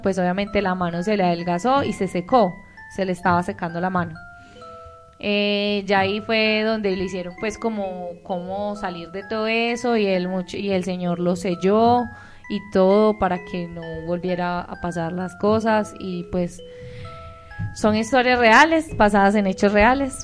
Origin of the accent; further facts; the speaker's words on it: El Bagre, Antioquia, Colombia; yo soy del Bagre, Antioquia